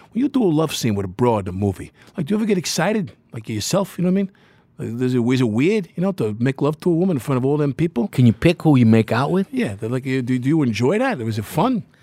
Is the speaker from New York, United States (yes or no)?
yes; South Shore, Long Island, New York, United States; I'm from South Shore, Long Island.